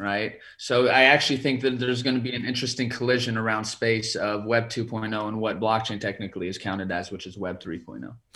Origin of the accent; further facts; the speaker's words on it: California, United States; I'm originally from California